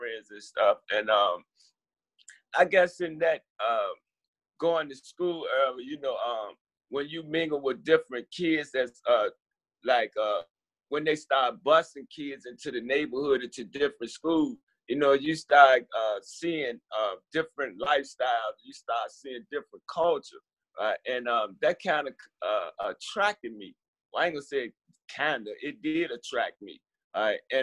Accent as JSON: {"language": "English", "town": "Richmond", "region": "Virginia", "country": "United States", "tie": "born or raised there", "said": "I was born and raised here in Richmond, Virginia"}